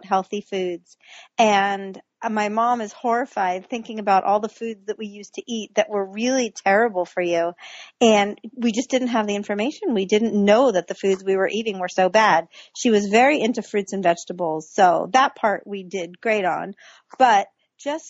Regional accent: Virginia, United States; I grew up in Virginia

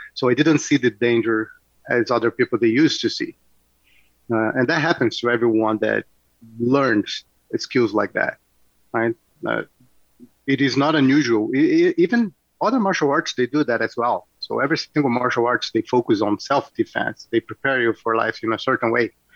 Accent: Rio de Janeiro, Brazil; born or raised there; moved away as an adult; now in Oakville, Canada

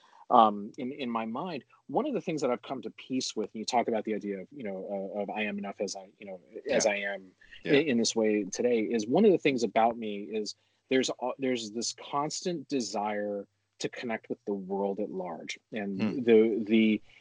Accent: Honolulu, Hawaii, United States; moved away; with my background growing up in Honolulu, Hawaii, I was the white guy surrounded by everything that wasn't

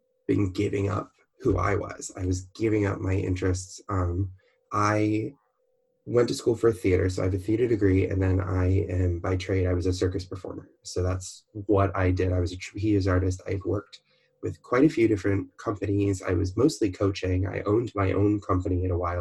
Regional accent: Baltimore, Maryland, United States; also born or lived in Orlando, Florida; now in California, United States; I'm originally from Baltimore, Maryland, which is right by Washington, D.C.

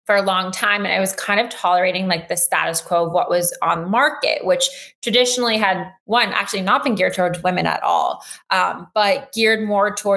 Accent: Los Angeles, California, United States; moved away as an adult; also born or lived in Durham, North Carolina; now in New York City, United States; I grew up

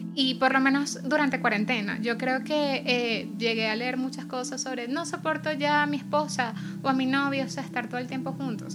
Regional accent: Venezuela; nuestra realidad como venezolanos

